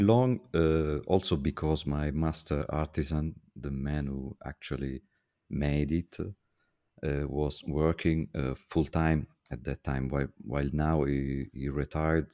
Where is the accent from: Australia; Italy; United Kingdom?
Italy; I'm from Italy.